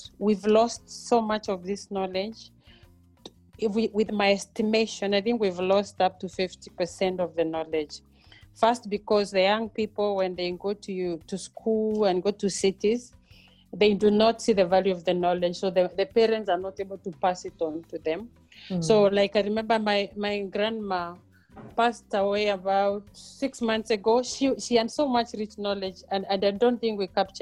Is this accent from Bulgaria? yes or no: no; Mbeere, eastern Kenya, Embu County, Kenya; moved away as an adult; also born or lived in Nairobi, Kenya / Europe; now in South Africa; I am a village girl born and bred in Kenya, in Mbere, in eastern part of Kenya.